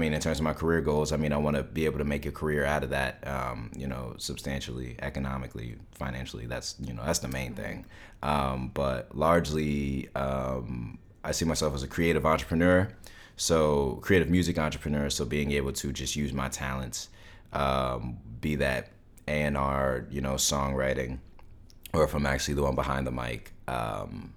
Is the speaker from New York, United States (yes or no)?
yes; Montrose, New York, United States; I'm from Montrose, New York, which is in Westchester.